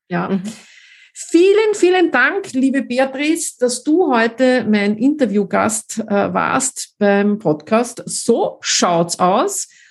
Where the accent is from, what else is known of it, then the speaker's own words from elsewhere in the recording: Austria; wie man bei uns in Österreich sagt